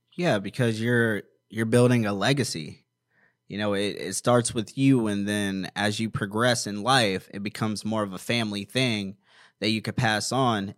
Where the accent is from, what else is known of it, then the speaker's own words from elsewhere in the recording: Maryland, United States; also born or lived in Washington, D.C.; now in Apple Valley, United States; I'm originally from Washington, D C, and I grew up in Maryland